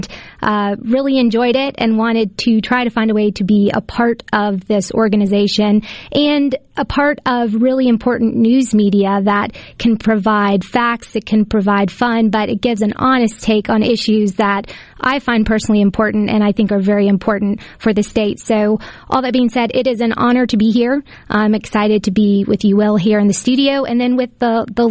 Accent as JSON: {"language": "English", "town": "Decatur", "region": "Mississippi", "country": "United States", "tie": "born or raised there", "also_born_or_lived": "Washington, D.C.", "moved": "as an adult", "said": "I am from Decatur, Mississippi. I'm a Mississippi girl and went to school in Newton County"}